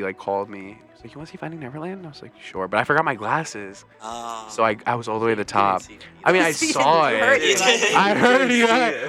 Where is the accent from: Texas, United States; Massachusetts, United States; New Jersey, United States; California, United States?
New Jersey, United States; I was born in Jersey.